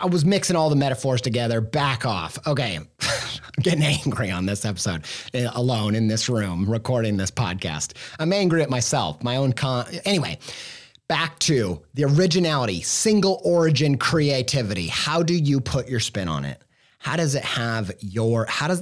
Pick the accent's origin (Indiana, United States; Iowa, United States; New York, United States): Indiana, United States; moved away; a Midwestern Indiana boy raised